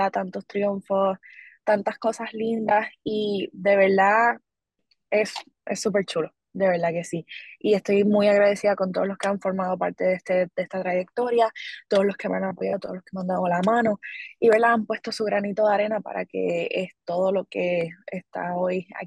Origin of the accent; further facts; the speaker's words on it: Corozal, Puerto Rico; de verdad estoy muy agradecida con, con esa oportunidad que mi pueblo corozaleño me ha brindado.